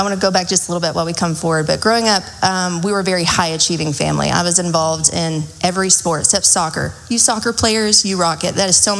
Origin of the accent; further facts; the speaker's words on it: Joshua, Texas, United States; now in Midlothian, United States; So I grew up in Joshua back when it was a small town. I'm the youngest of four.